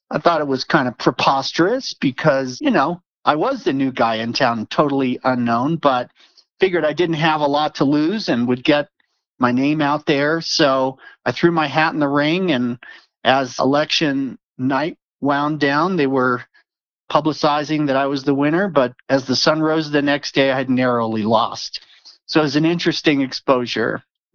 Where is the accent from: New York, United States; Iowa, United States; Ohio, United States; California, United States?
California, United States; moved away as an adult; now in Colorado, United States; I grew up in California, but I loved Colorado, went to university here, and kept trying to figure a way to get back.